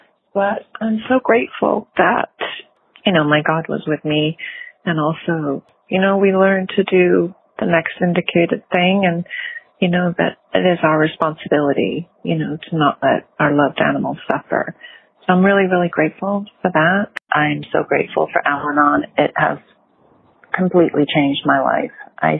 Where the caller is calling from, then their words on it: California, United States; I'm calling from California